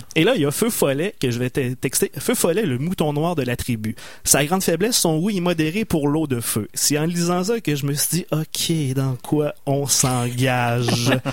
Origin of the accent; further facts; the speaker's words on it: Loretteville, Quebec, Canada; C'est mon patelin natal